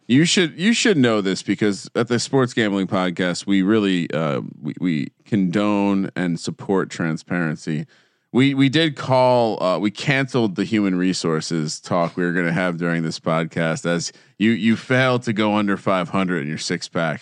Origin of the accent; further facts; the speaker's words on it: New Jersey, United States; I grew up in New Jersey